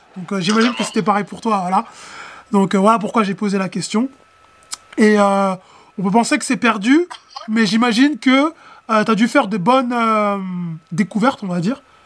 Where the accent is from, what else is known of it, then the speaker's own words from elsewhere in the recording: France; nous, Français, parce que voilà, on est Français, hein, nous, Français